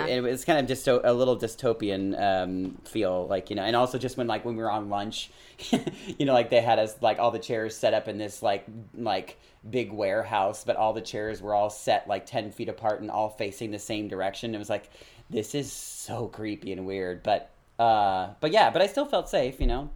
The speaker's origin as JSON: {"language": "English", "region": "California", "country": "United States", "tie": "born or raised there", "said": "I grew up in California"}